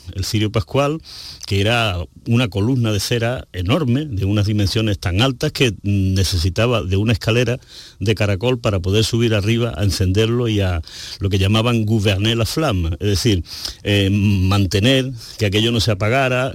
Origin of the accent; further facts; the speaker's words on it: San Juan del Puerto, Andalusia, Spain; yo soy nacido en San Juan del Puerto